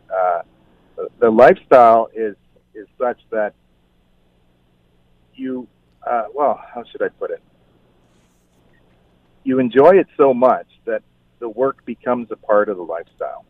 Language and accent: English; Balsam Lake, Ontario, Canada; moved away as an adult; also born or lived in Toronto; I grew up on Balsam Lake, and we always kept our cottage here.